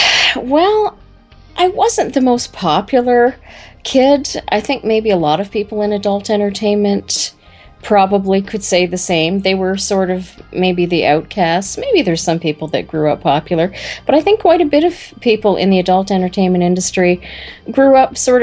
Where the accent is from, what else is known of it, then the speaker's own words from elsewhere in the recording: Brantford, Ontario, Canada; Climax Connection sprung from a Brantford girl